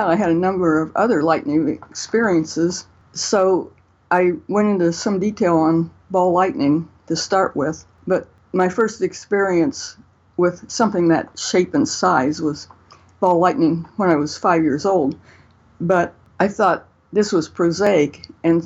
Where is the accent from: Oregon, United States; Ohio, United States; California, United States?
Ohio, United States; north of Columbus; I grew up, actually, I'm on the farm I grew up on now, although I've traveled all over, north of Columbus, Ohio, in the middle of Ohio